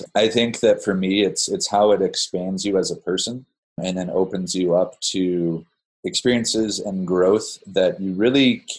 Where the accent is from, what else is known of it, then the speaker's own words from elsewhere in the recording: Phoenix, Arizona, United States; moved away as an adult; also born or lived in Denver, Colorado; now in Flagstaff, United States; I didn't grow up in Flagstaff. I grew up in Phoenix. My family moved to Phoenix from Denver, Colorado when I was about 4 years old.